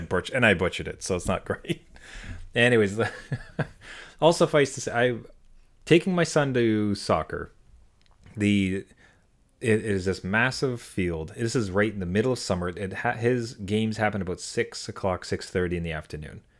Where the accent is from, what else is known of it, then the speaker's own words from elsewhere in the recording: Ottawa, Ontario, Canada; moved away; my hometown of Ottawa